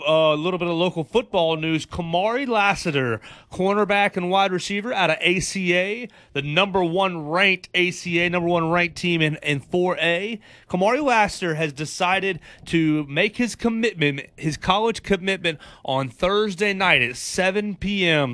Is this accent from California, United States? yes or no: no; Chattanooga, Tennessee, United States; moved away as an adult; I'm from the Chattanooga area, the Georgia Tennessee border. And I grew up with a bunch of Tennessee fans